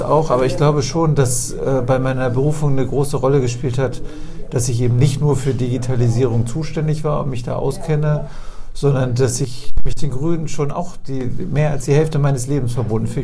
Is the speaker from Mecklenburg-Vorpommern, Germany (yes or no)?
no; Oldenburg, Lower Saxony, Germany; also born or lived in Hamburg; now in Bremen, Germany; Ich bin in Oldenburg aufgewachsen